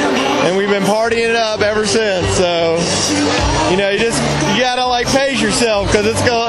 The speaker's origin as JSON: {"language": "English", "town": "Pensacola", "region": "Florida", "country": "United States", "said": "I'm from Pensacola, Florida."}